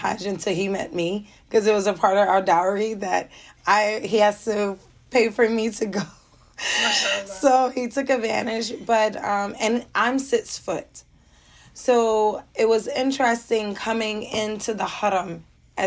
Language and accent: English; Philadelphia, Pennsylvania, United States; I'm now 34. I'm from Philadelphia, Pennsylvania.